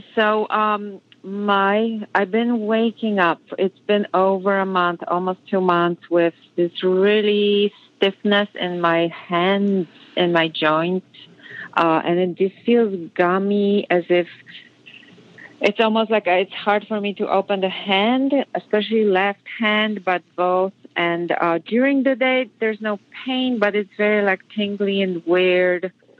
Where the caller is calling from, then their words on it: New York City, New York, United States; So I'm calling from New York, New York City.